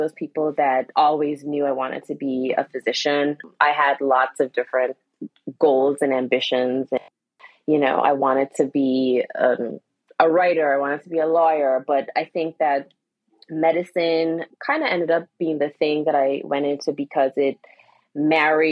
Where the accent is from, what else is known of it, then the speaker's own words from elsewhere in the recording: Anguilla; also born or lived in Washington DC area / Philadelphia; now in Wilmington, United States; I was born and raised in Anguilla